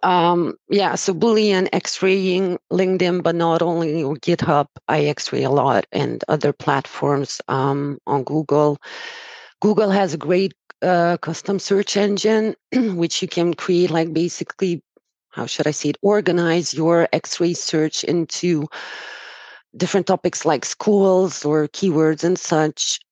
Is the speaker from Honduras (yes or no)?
no; Romania; moved away as an adult; also born or lived in Dubai; now in Hungary; I was born and raised in Romania and have been living in Hungary for about 10 years.